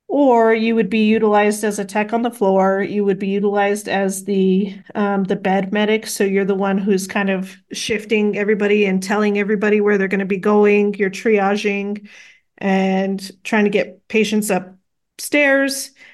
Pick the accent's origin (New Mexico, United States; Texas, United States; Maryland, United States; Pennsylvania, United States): New Mexico, United States; Las Cruces; growing up in Las Cruces, you know, I know a little bit of Spanish enough to get me